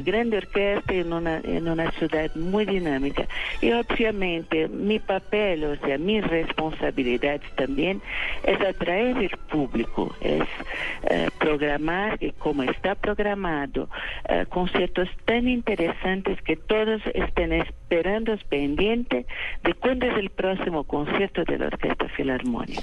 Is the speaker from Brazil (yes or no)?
yes; São Paulo, Brazil; first language Portuguese; Spanish is a second language; Yo nací en San Paulo